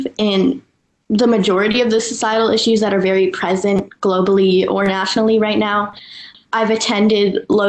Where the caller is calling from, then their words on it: Los Angeles, California, United States; I'm going into 10th grade, and I'm calling in from Los Angeles.